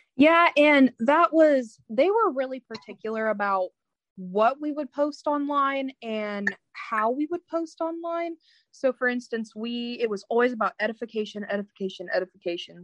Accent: Indiana, United States; I'm from Indiana

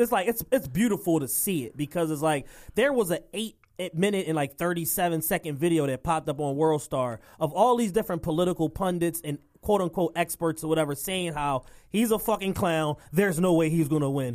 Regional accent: Philadelphia, Pennsylvania, United States; both of us native Philadelphians

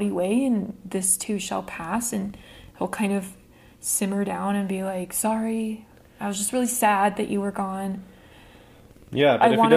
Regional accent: Iowa, United States; I'm originally from Iowa and finally live near most of my extended family.

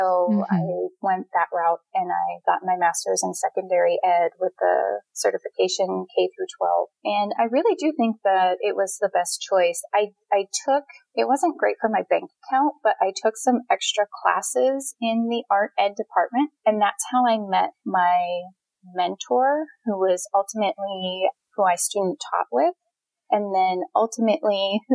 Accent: Pittsburgh, Pennsylvania, United States; moved away as an adult; also born or lived in Phoenix, Arizona; I'm from Pittsburgh, Pennsylvania

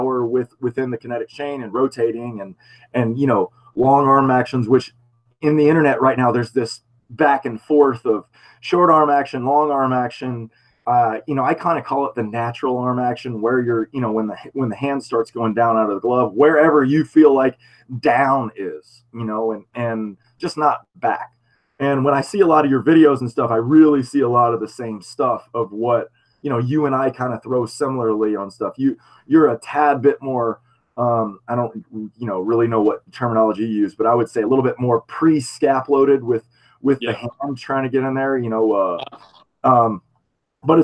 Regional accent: Florida, United States; I'm from Florida, so I'm an East Coast guy too.

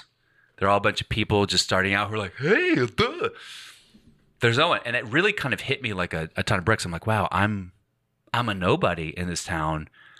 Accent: Glasgow, Scotland, United Kingdom; I go, I'm from Scotland. And she goes, where? I go, I'm from Glasgow.

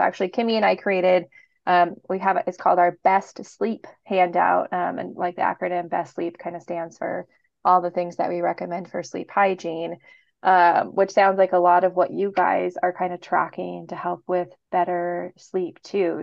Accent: Portland, Oregon, United States; I'm from Portland

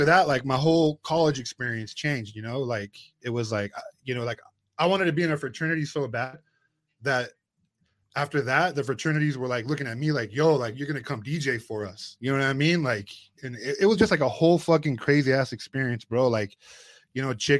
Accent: Escondido, California, United States; born and raised in Esco.

